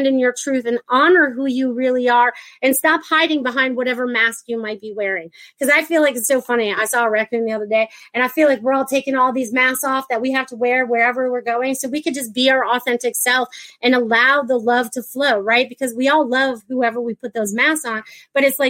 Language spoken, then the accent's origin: English; Connecticut, United States; moved away as an adult; also born or lived in Maine; now in Florida, United States; I was born in Connecticut, but I lived in Maine for like half and half of my year, or, you know, almost 20 something years.